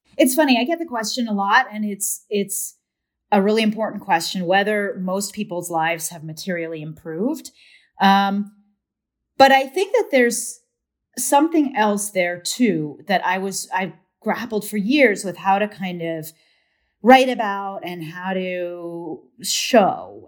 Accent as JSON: {"language": "English", "town": "Washington", "region": "District of Columbia", "country": "United States", "tie": "born or raised there", "said": "I grew up in D C"}